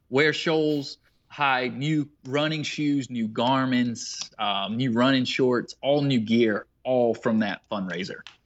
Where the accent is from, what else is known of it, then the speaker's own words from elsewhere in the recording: Waterloo, South Carolina, United States; Greenwood is near my hometown of Waterloo, South Carolina